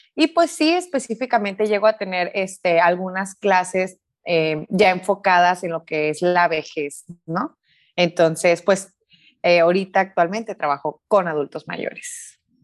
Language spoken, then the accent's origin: Spanish; Sonora, Mexico; soy de Sonora, soy de una parte aquí en México que es desierto